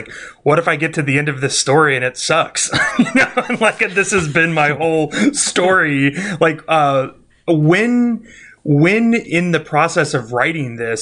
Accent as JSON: {"language": "English", "town": "Kansas City", "country": "United States", "tie": "born or raised there", "said": "I grew up in Kansas City"}